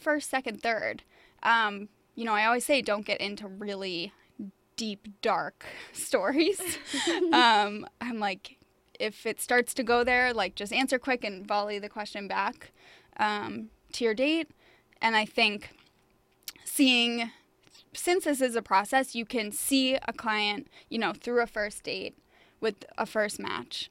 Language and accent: English; Boston, Massachusetts, United States; now in New York, United States; I'm from Boston